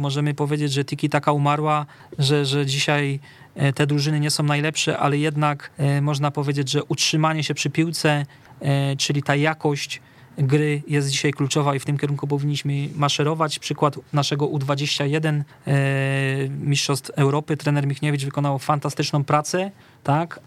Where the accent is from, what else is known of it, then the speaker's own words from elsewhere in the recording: Katowice, Silesian Voivodeship, Poland; u nas w Katowicach na Akademii Młodych